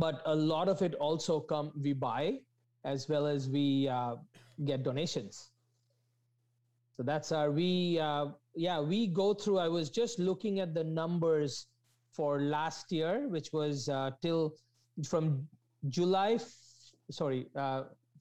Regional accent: India; moved away as an adult; now in Toronto, Canada; when I came to this country, I come from India, never left the country

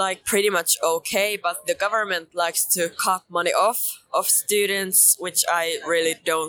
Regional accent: Finland; I'm from Finland and I'm 18 years old.

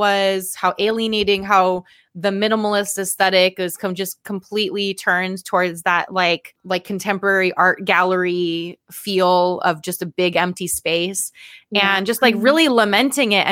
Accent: Guam; also born or lived in Florida; now in Atlanta, United States; growing up on Guam

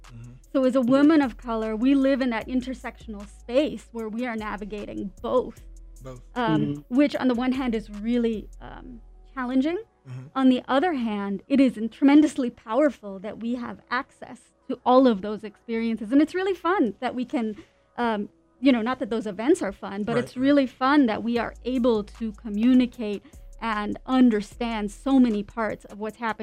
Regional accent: Canada; my parents immigrated from India. I'm a Canadian who moved around all over the place.

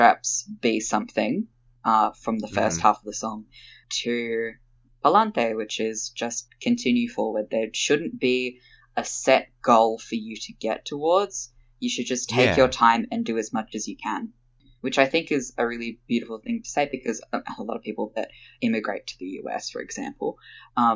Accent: Australia; being Australian

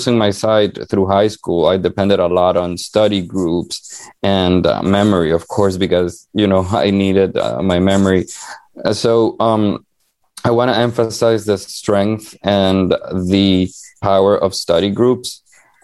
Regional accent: Honduras; now in United States; I was born and raised in Honduras, a small country and very poor in Central America

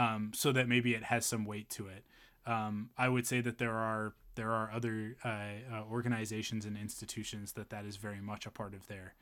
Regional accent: Canada; We're Canadian.

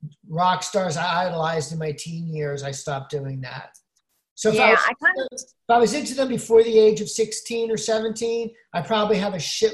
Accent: Brooklyn, New York, United States; I'm from Brooklyn.

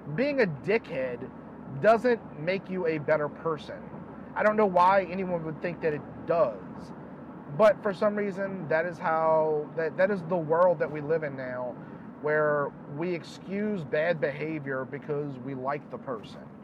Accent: United States; the America that I grew up

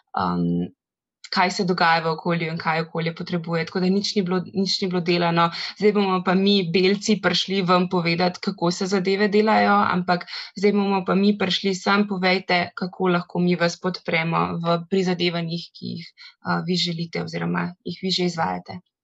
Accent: Ljubljana, Slovenia; Jaz sem drugač iz Ljubljana, za Slovenijo, veliko mesto

